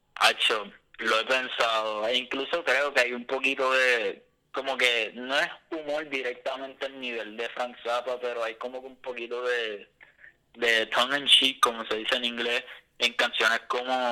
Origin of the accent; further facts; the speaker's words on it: Puerto Rico; also born or lived in Boston; otro puertorriqueño común y corriente